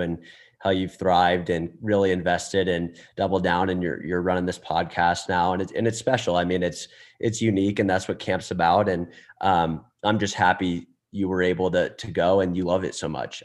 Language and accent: English; Atlanta, Georgia, United States; moved away as an adult; also born or lived in Texas; now in Dallas, United States; we're from Atlanta